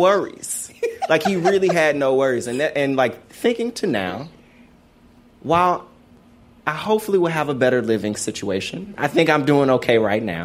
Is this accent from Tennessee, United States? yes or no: yes; Memphis, Tennessee, United States; growing up in Memphis